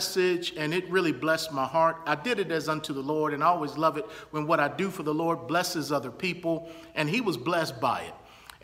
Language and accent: English; Baltimore, Maryland, United States; my hometown of Baltimore, Maryland